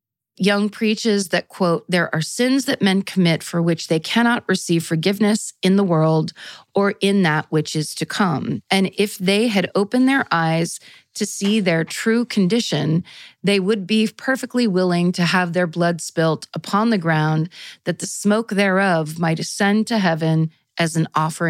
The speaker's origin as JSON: {"language": "English", "region": "New Jersey", "country": "United States", "said": "I'm from New Jersey and I say this is not the case."}